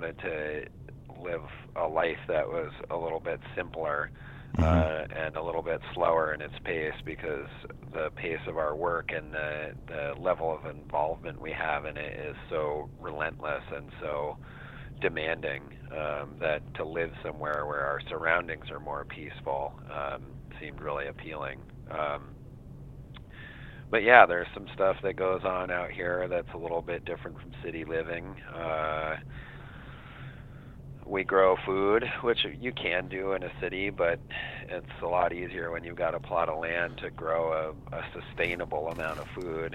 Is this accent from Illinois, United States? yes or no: no; Santa Fe, New Mexico, United States; now in Vashon, United States; I grew up in Santa Fe, New Mexico, which is a smaller town